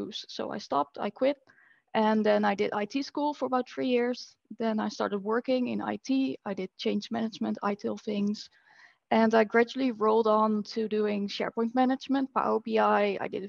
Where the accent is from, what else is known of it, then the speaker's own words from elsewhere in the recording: Netherlands; I'm from the Netherlands